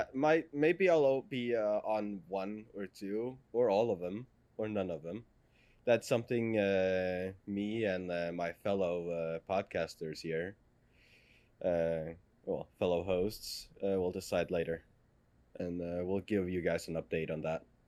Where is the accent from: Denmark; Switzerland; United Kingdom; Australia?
Denmark; first language Danish; English is a second language; in Danish, we call it a uh, buskrutter